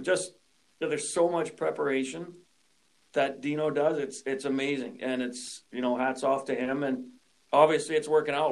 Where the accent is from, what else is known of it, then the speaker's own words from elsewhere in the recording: Saskatoon, Saskatchewan, Canada; moved away as an adult; also born or lived in British Columbia; I grew up here in Saskatoon and, and skipped out of out of province out to BC for 17 years.